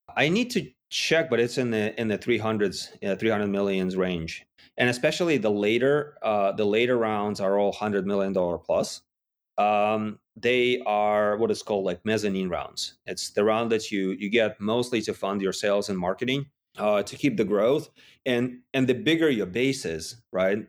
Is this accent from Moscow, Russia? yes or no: no; Yekaterinburg, Sverdlovsk Oblast, Russia; moved away; I was in Russia in a, in a relatively small city called Yekaterinburg